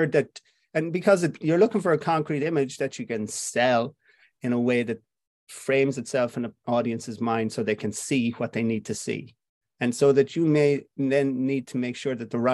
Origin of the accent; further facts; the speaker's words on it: Clifden, Connacht, Ireland; also born or lived in Dublin; I'm from Clifton in Connemara. I lived in Dublin for a short time when I was younger